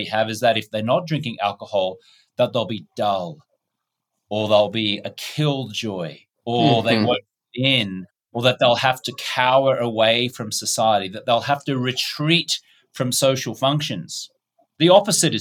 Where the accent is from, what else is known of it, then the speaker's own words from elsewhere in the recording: Australia; moved away; also born or lived in United States; I'm an Australian-American.